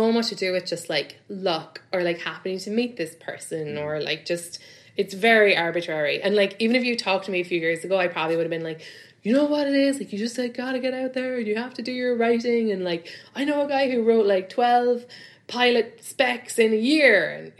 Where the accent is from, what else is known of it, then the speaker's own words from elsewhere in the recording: London, United Kingdom; I come from London where, you know, like you do a few shows a week and you get like £60, £100, like not even clubs, just like your friends' shows or whatever.